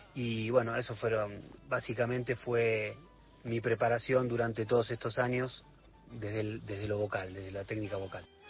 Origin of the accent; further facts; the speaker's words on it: Quilmes, Buenos Aires Province, Argentina; Soy nacido en Quilmes, puntualmente de Quilmes Oeste, del barrio de la Colonia, criado en el seno de una familia de artistas